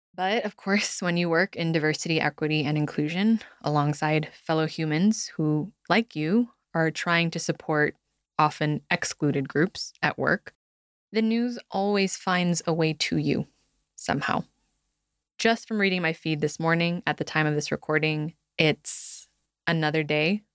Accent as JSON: {"language": "English", "country": "United States", "said": "being raised in a performance driven culture, actually, cultures as a Filipino American daughter of immigrants"}